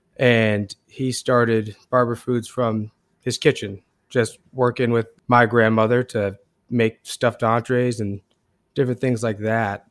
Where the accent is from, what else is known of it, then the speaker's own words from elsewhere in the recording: Portland, Maine, United States; Max and I are both born and raised in Portland, Maine